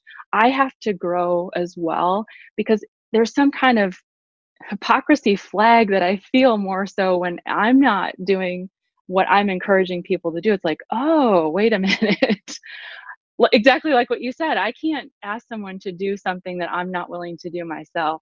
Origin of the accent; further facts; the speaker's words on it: Southwest Wisconsin, United States; I grew up in Southwest Wisconsin, so very rural